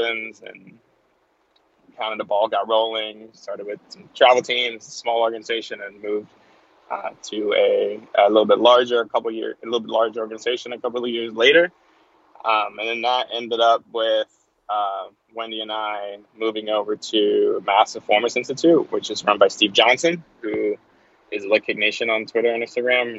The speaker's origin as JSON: {"language": "English", "country": "Denmark", "tie": "born or raised there", "moved": "yes", "said": "I'm originally from Denmark, over in Scandinavia."}